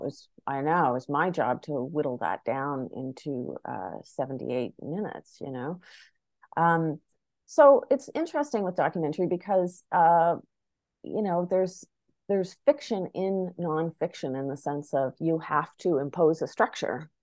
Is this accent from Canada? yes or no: yes; Charlottetown, Prince Edward Island, Canada; moved away as an adult; I grew up in Charlottetown, uh, P E I, but even though I was born in the Charlottetown Hospital and raised there for the first twenty years of my life